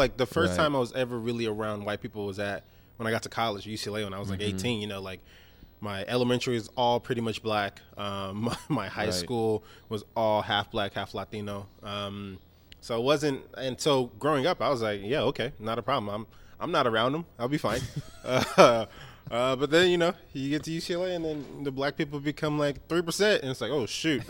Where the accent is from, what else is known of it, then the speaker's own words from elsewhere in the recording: Nigeria; As a Nigerian